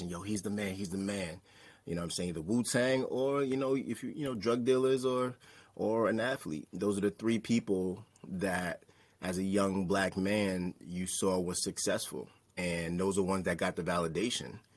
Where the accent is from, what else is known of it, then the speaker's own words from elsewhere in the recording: New York City, New York, United States; I was born and raised in New York. Um, I was raised in Staten Island, New York. Um, so called Park Hill. Uh, if you're familiar with … Shaolin, that's where I grew up. Um, it was an underprivileged area. Um, I grew up to immigrant parents